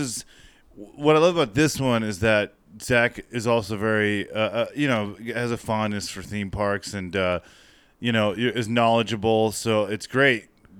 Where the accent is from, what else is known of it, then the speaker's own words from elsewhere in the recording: California, United States; we're both from Southern California. {S9} Oh, yeah. {S10} We grew up with Disneyland.